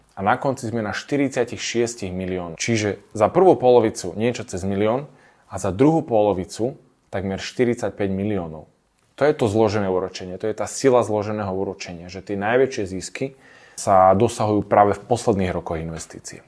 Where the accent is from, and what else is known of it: Slovakia